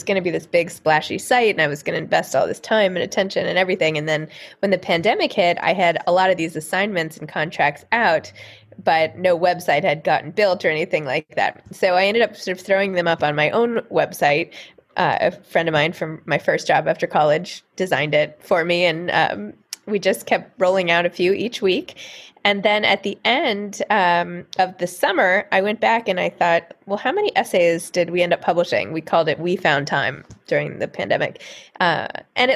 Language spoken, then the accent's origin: English; New York City, New York, United States; I grew up in New York City.